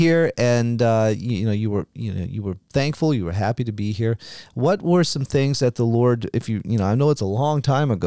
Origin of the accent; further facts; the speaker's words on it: Louisiana, United States; moved away; I grew up in Louisiana